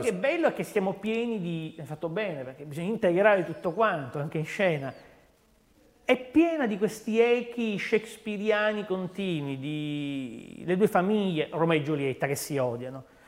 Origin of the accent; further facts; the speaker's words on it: Palermo, Sicily, Italy; da palermitano